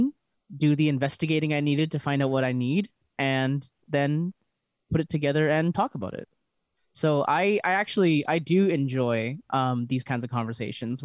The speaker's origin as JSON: {"language": "English", "town": "Vancouver", "region": "British Columbia", "country": "Canada", "said": "I'm from Vancouver"}